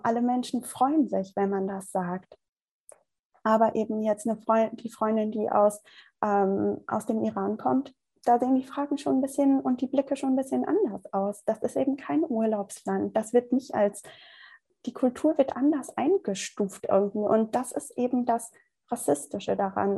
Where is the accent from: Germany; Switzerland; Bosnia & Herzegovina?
Germany; dass ich wirklich ähm, aus Deutschland komme, hier groß ge geboren bin, groß geworden bin.